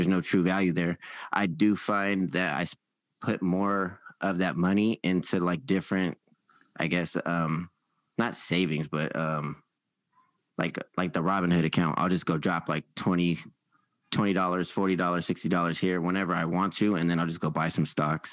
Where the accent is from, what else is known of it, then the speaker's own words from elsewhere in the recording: Sacramento, California, United States; I grew up here in Sacramento